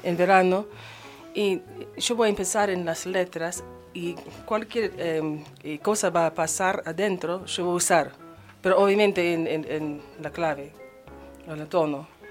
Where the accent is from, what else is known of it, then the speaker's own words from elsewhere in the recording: United States; Spanish is a second language; moved away as an adult; now in Argentina; soy de Estados Unidos